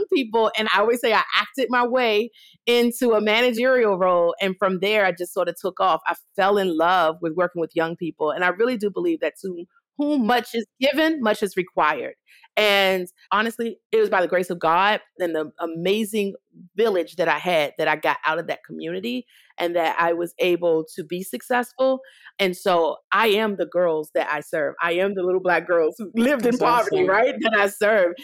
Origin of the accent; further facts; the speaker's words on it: Washington, District of Columbia, United States; I grew up in Washington, D.C. in the 80s